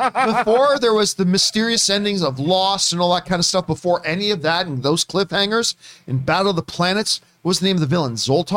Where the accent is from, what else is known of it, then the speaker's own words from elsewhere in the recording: Hamilton, Ontario, Canada; when I was a kid in our neighborhood, growing up on Carson Drive in Hamilton, Ontario